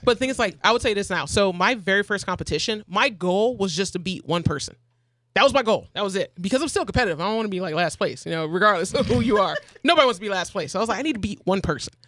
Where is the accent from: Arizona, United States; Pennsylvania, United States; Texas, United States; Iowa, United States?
Arizona, United States; I'm from out of state. I'm from Arizona